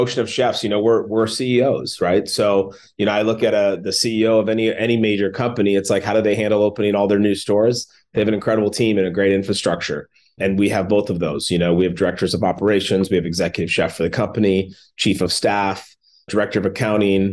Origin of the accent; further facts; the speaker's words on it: Minneapolis, Minnesota, United States; moved away as an adult; also born or lived in New York City; I grew up in Minneapolis. My parents moved here when I was 7 years old